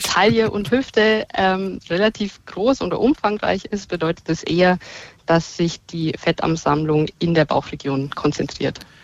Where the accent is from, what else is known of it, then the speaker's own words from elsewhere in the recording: Bavaria, Germany; Da bin ich in Bayern geboren und lebe hier auch